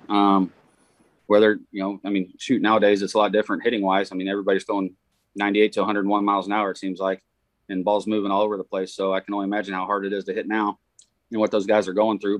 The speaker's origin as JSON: {"language": "English", "town": "Excelsior Springs", "region": "Missouri", "country": "United States", "tie": "born or raised there", "said": "I coach wrestling at Excelsior Springs, where my uh, my alma mater, my high school, my hometown"}